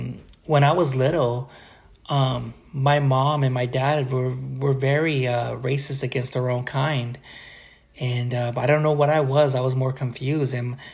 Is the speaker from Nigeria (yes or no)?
no; Long Beach, California, United States; also born or lived in Wilmington / Carson / Central Valley; I am Mexican, but I wasn't born in Mexico. I was born in Long Beach, California, at Memorial Hospital. Lived in Wilmington, lived in Carson, and moved to Northern California and everything, Central Valley.